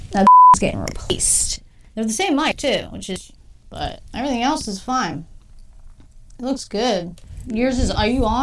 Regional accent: United Kingdom; You have to understand we're from Britain. We don't

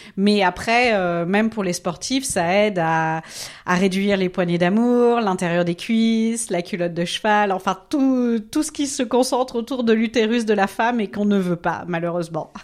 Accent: Nancy, Grand Est, France; moved away as an adult; also born or lived in Strasbourg; now in Zurich, Switzerland; Je suis française, originaire de Nancy, mais j'ai vécu à Strasbourg

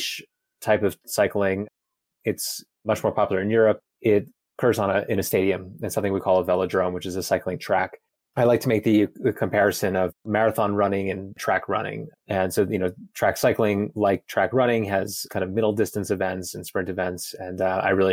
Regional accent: New York City, New York, United States; moved away as an adult; now in Boulder, United States; I'm originally from Brooklyn, New York City, and I live in Boulder, Colorado now. I moved here in 2018.

